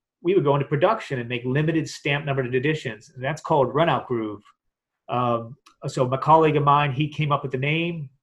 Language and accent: English; Pittsburgh, Pennsylvania, United States; moved away as an adult; also born or lived in Washington, D.C.; I grew up in Pittsburgh, Pennsylvania, and graduated from University of Pittsburgh